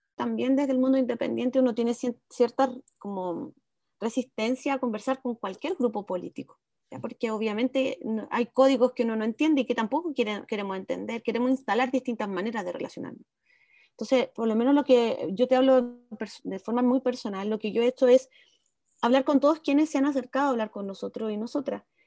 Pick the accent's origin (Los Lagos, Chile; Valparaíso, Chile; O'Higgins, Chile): Valparaíso, Chile; Viña del Mar; moved away as an adult; also born or lived in Santiago; now in Olivar, Chile; nací en Santiago y a los 5 años me fui a vivir a Viña, así que crecí en, en Gómez Carreño, un barrio bien apartado del centro de Viña